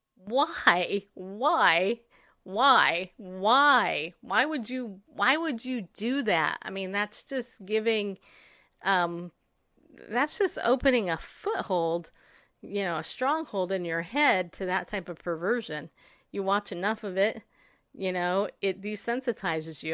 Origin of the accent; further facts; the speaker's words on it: United States; as an American, when I was in school, I was taught the Pledge of Allegiance